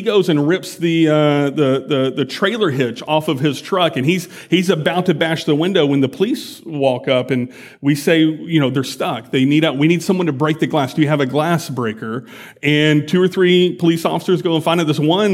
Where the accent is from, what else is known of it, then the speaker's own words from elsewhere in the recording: United States; I'm an American